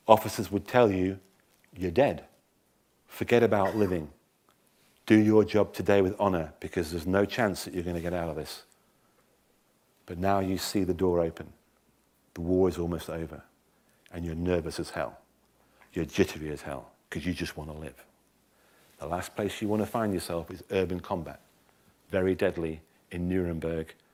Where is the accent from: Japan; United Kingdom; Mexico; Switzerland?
United Kingdom; England; I'm an Englishman